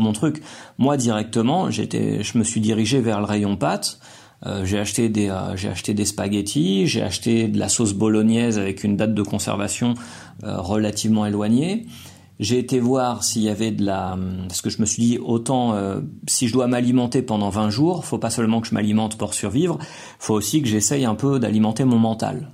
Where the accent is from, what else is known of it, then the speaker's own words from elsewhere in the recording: France; now in Colombia; j'ai acheté des aliments que moi je cuisine en tant que Français, qui collent avec ma culture